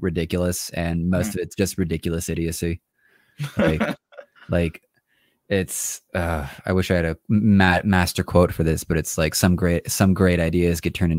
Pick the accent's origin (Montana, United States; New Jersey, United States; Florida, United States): Florida, United States; Orlando; now in Salt Lake City, United States; I'm in Salt Lake, and I was from Orlando.